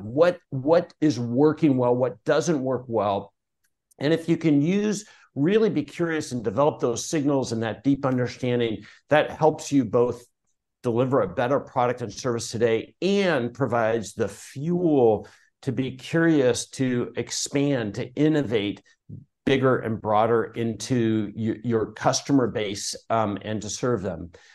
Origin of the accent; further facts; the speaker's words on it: Portland, Oregon, United States; I grew up in Portland, Oregon